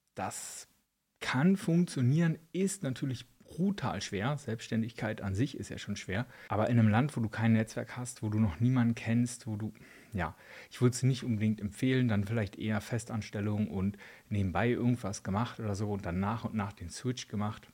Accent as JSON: {"language": "German", "area": "eastern Germany, Spreewald region", "region": "Brandenburg", "country": "Germany", "moved": "yes", "lives_now": "Switzerland", "said": "bei uns im Osten, Spreewaldregion"}